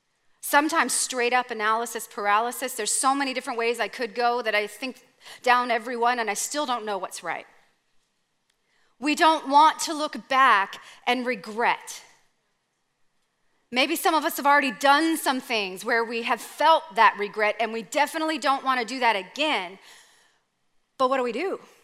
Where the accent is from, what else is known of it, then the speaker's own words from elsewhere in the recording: Canada; Okay, I'm from Canada.